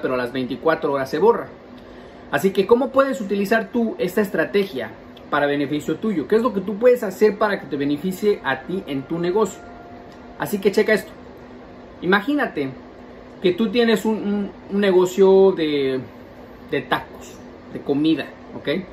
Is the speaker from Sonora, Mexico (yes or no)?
no; Mexico City, Mexico; yo soy chilango